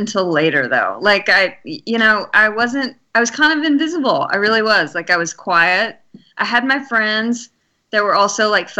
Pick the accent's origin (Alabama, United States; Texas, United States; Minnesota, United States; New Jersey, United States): Alabama, United States; I'm from Alabama.